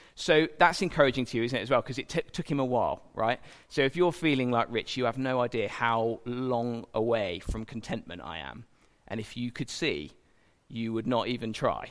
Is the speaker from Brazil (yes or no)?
no; England, United Kingdom; as an Englishman